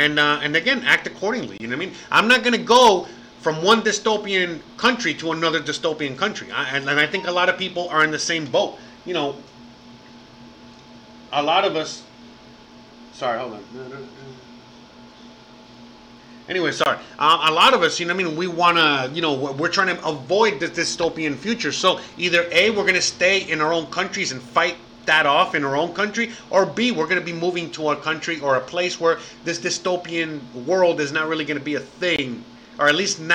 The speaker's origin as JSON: {"language": "English", "town": "Miami", "region": "Florida", "country": "United States", "moved": "as an adult", "lives_now": "Merida, Mexico", "said": "I'm from Miami"}